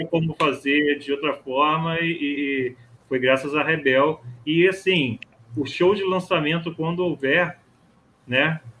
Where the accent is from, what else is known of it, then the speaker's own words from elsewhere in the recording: Nova Friburgo, Rio de Janeiro, Brazil; moved away as an adult; now in Rio de Janeiro, Brazil; eu sou de Friburgo